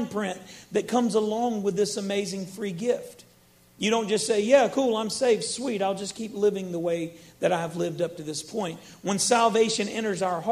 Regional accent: Baton Rouge, Louisiana, United States; also born or lived in Orange County, California; now in Baton Rouge, United States; I grew up here in Baton Rouge

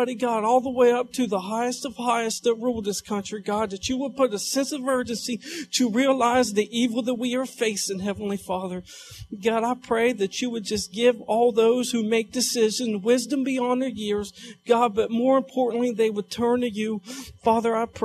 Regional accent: United States; I'm born an American

